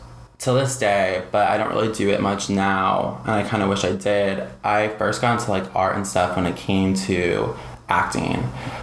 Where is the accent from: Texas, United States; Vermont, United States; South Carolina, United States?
Texas, United States; San Antonio; So growing up in San Antonio is kind of similar in a way to Austin being here, but growing up in San Antonio is just kind of just an interesting city.